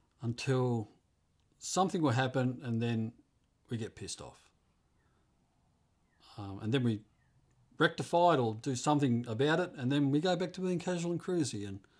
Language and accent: English; England, United Kingdom; now in United States; We came over from England, and I just cannot imagine my life over there in comparison to the freedoms and the environment we live in over here.